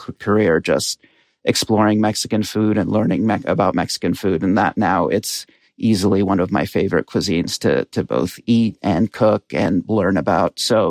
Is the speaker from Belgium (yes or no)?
no; Qatar; So my dad's Egyptian, my mom's Bolivian. I grew up in Qatar, in a Brazilian community there